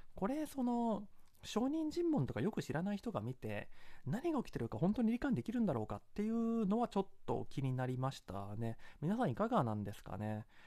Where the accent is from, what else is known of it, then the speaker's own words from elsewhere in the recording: Kansai, Japan; accent: Kansai dialect; 私はまあ関西出身で関西弁は